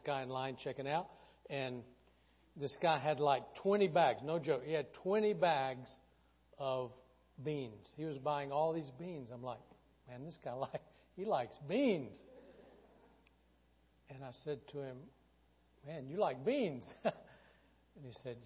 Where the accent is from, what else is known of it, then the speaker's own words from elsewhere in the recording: the South, United States; growing up in the South